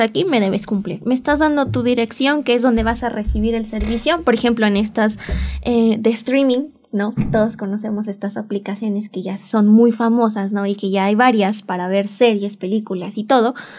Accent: Mexico; mi país, México

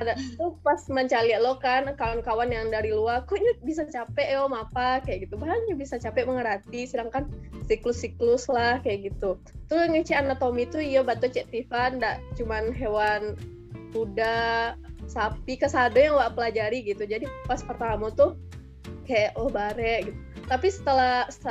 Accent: Batusangkar, West Sumatra, Indonesia; moved away as an adult; also born or lived in Bogor; SD dulu di, di SD Sabali Palimbing deket rumah tuh habis itu SMP-nya uh, eh, SMP 5 Batu Sangka

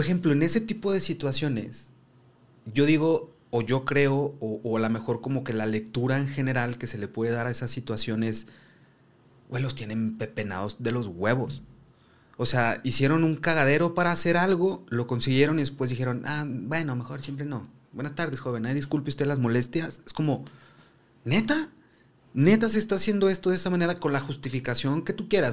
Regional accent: Zacatecas, Mexico; vengo de Zacatecas

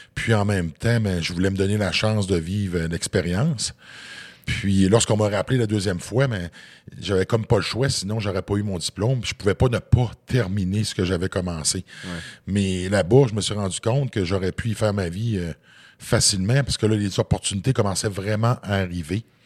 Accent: Côte-Nord, Quebec, Canada; je viens d'un petit village de la Côte-Nord.

